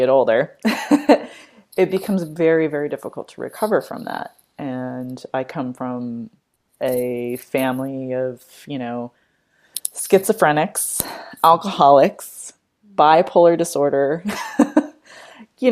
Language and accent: English; Colorado, California, United States; moved away as an adult; now in East Coast, United States; I'm from Colorado. But spent most of our lives on the West Coast in California. And we both moved to the East Coast around the same time